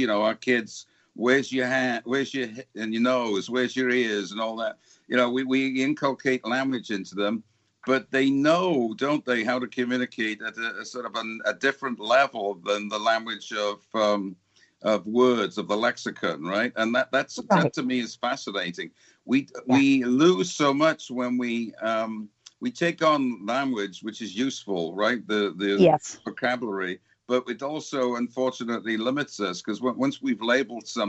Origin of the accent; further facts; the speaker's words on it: Wales, United Kingdom; I come from Wales